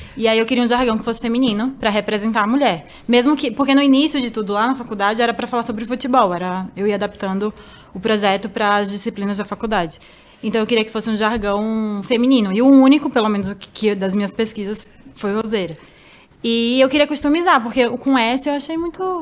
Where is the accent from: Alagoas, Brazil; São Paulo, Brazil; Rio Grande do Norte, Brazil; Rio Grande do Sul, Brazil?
Alagoas, Brazil; moved away; eu sou de Alagoas